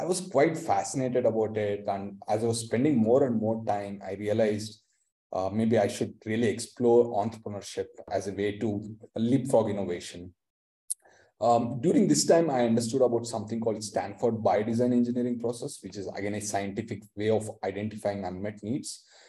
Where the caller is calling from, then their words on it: Bangalore, Karnataka, India; Yeah, I'm joining from Bangalore, India today, and a bright summer. It's also known as the Silicon Valley of the East.